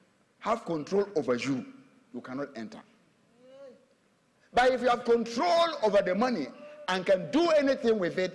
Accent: Tema, Greater Accra, Ghana; Tema, yeah. I'm from Tema.

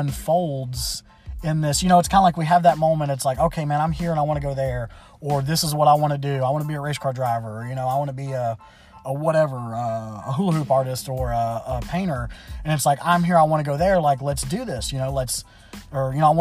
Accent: Memphis, Tennessee, United States; I was born and raised in Memphis, Tennessee

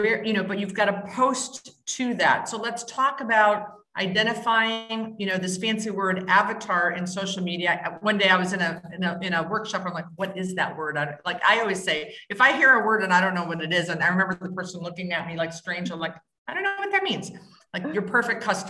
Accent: Wisconsin, United States; I was raised in Wisconsin and the whole Midwest

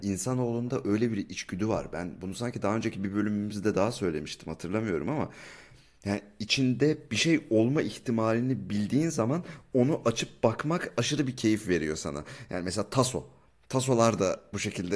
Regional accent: Ankara, Turkey; moved away; Ben de Ankaralıyım.

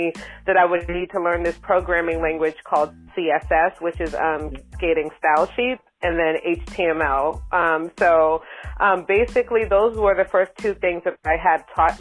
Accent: Boston, Massachusetts, United States; moved away; also born or lived in New York / Bay Area; I'm from Boston, Massachusetts, and I lived in New York for a significant part of my life

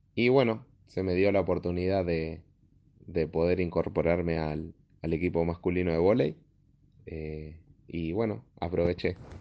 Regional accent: Gregorio de Laferrere, Buenos Aires Province, Argentina; Soy de La Ferrere, La Ferrere La Matanza.

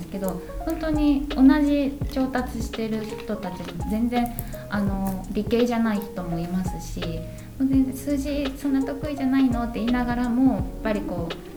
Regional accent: Shikoku, Kochi, Japan; moved away as an adult; 四国の高知から来たんですけどなんか田舎なんで

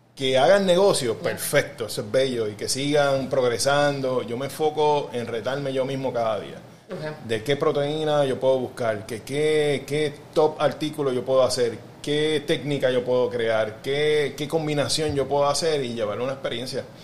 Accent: Carolina, Puerto Rico; soy, soy de Carolina

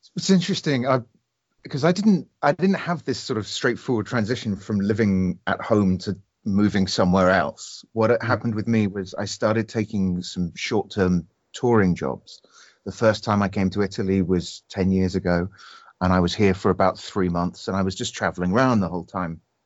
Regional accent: United Kingdom; I'm I'm one Brit

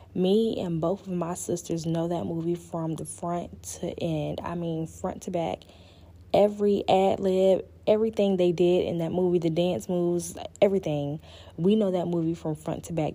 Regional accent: Panama City, Florida, United States; also born or lived in Pensacola, Florida / Virginia; I am originally from Panama City, Florida. Um, I was born in Pensacola, but I was raised in Panama City all of my life

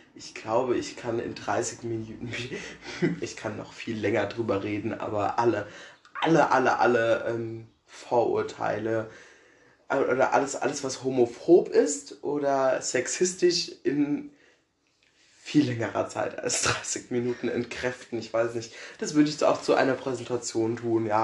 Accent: Herold, Rhineland-Palatinate, Germany; wohne in Herold und also komme da auch schon immer her. Ich wohne schon immer hier im Einrich

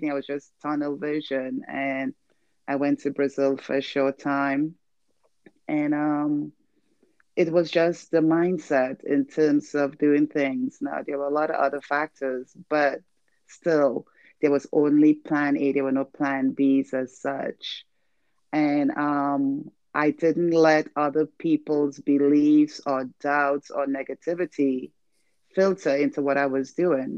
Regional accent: Trinidad & Tobago; moved away as an adult; also born or lived in Venezuela; I'm a Trinidadian. I'm from Trinidad and Tobago. And when I left my country

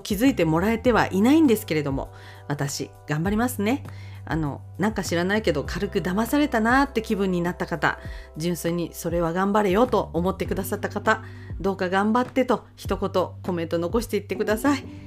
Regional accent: Akita, Japan; 私は秋田生まれでございまして

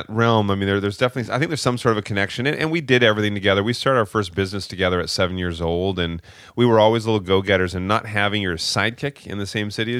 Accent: Maple Ridge, British Columbia, Canada; So we grew up just outside of Vancouver in a small town, Maple Ridge.

